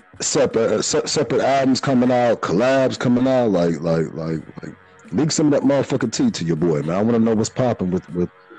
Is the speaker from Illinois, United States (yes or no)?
yes; Chicago, Illinois, United States; Growing up in Chicago